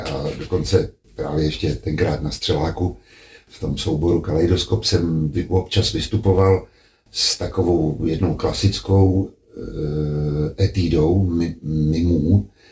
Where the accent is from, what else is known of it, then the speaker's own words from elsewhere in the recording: Hradec Králové, Hradec Králové Region, Czechia; moved away as an adult; also born or lived in Prague; Když se naši odstěhovali z Prahy do Hradce Králové a tam jsem vlastně vyrůstal až do třiadvaceti let